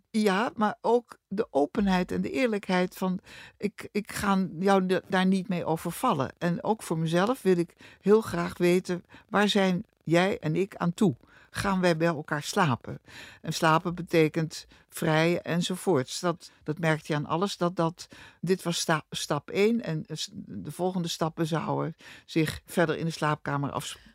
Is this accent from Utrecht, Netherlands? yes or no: no; Rotterdam, South Holland, Netherlands; Ik ben van 1943 geboren in Rotterdam. Hartje oorlog, hartje stad.